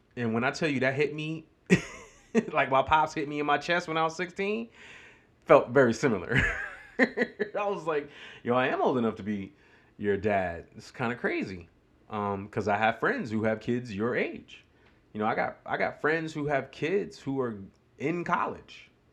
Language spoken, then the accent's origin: English; New York, United States; moved away as an adult; now in Greenville, United States; growing up in New York